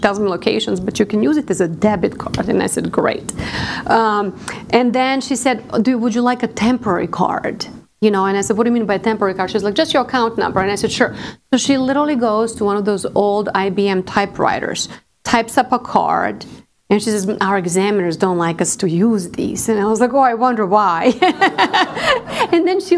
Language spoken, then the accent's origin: English; Serbia; now in Arlington, United States; I came to the United States. I'm from Serbia, former Yugoslavia